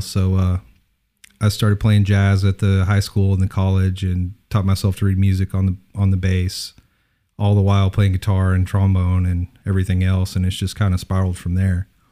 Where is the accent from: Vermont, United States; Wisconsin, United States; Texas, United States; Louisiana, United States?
Texas, United States; Odessa; moved away; Originally Odessa